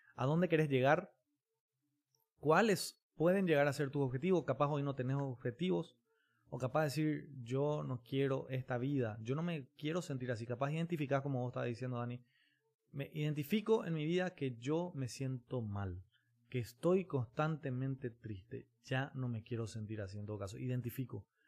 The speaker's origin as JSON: {"language": "Spanish", "country": "Paraguay", "said": "también como paraguayos"}